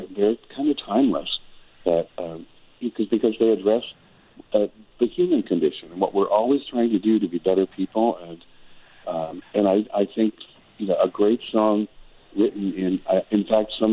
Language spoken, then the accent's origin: English; Wisconsin, United States; moved away as an adult; also born or lived in Ironwood, Michigan / Chicago / Los Angeles; now in California desert, United States; I was born in Michigan, but lived in Wisconsin, grew up in Wisconsin, was there till I was 18